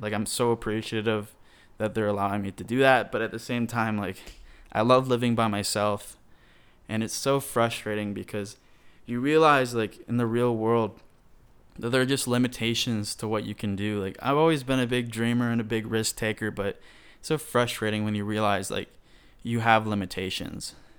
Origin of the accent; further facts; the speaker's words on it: Michigan, United States; moved away as an adult; now in Atlanta, United States; my home state